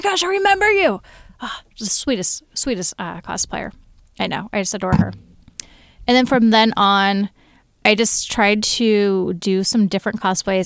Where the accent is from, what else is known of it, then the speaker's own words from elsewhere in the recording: Snohomish County, Washington, United States; I hail from the Great North of Snohomish County